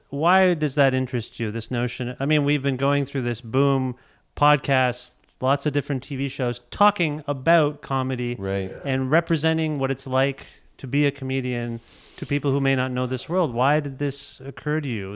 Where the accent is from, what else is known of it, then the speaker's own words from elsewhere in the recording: Canada; I come from Canada